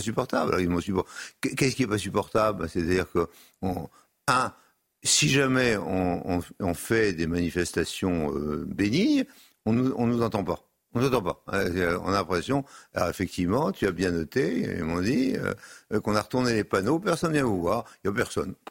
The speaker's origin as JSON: {"language": "French", "region": "Brittany", "country": "France", "said": "je suis de l'Ouest, parce que je suis breton"}